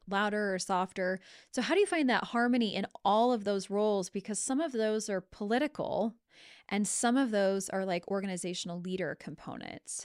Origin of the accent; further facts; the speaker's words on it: Lewiston, Idaho, United States; I came from Lewiston, and so there was the Lewiston School District